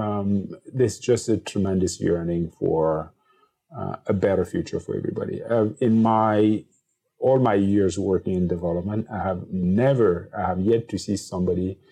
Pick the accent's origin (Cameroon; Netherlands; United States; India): Cameroon; as a 7-year-old growing up in Cameroon